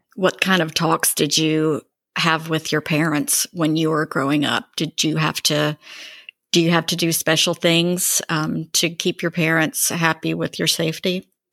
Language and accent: English; Greensboro, North Carolina, United States; I grew up in Greensboro